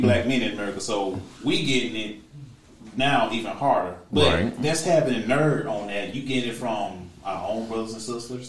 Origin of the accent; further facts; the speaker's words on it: Alabama, United States; I'm from Alabama